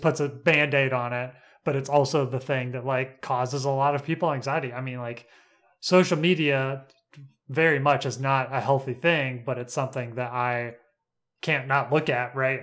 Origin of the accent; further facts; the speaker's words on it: United States; I live on Lookout Mountain, is where I was raised